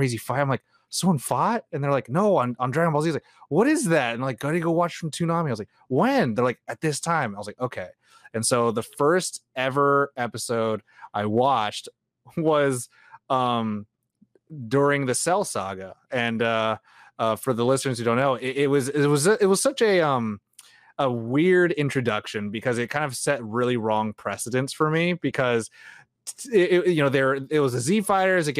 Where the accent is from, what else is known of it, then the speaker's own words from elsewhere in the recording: San Jose, California, United States; I grew up in San Jose